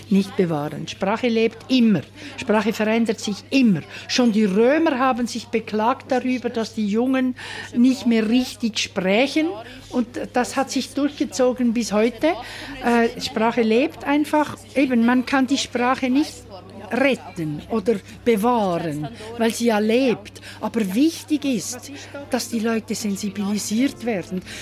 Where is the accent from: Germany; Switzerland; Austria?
Switzerland; Zurich; ein bisschen auch Schaffhausern oder eben meine Muttersprache im Zürcher Weinland.